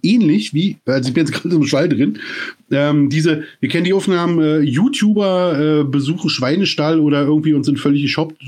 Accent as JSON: {"language": "German", "region": "East Germany", "country": "Germany", "said": "Ich komme aus der DDR"}